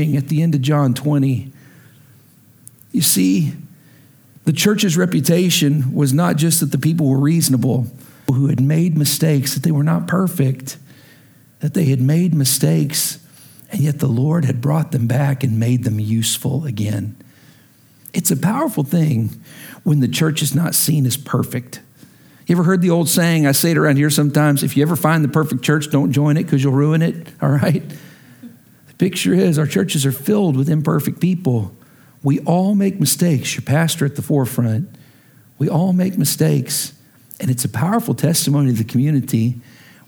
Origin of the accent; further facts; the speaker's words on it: Lubbock, Texas, United States; also born or lived in Oklahoma; now in Washington, D.C., United States; I'm from Lubbock